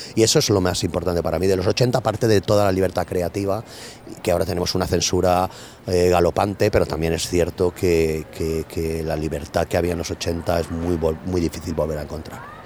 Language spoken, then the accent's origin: Spanish; Benetússer, Valencian Community, Spain; un ambiente como mi pueblo, como Benetuser, o sea, un pueblo de la huerta